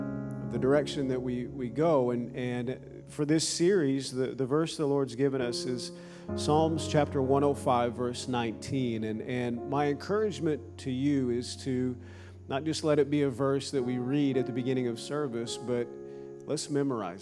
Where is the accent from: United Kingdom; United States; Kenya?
United States; Minnesota; I grew up in Minnesota